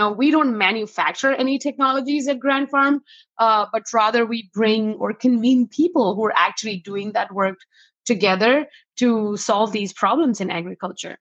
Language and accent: English; New Delhi, Delhi, India; moved away as an adult; now in Fargo, United States; I'm originally from New Delhi, India. I came to North Dakota for a school.